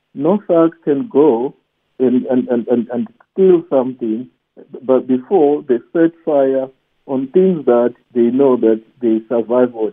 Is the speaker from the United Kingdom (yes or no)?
no; Soweto, Gauteng, South Africa; I was born in Soweto and raised in Soweto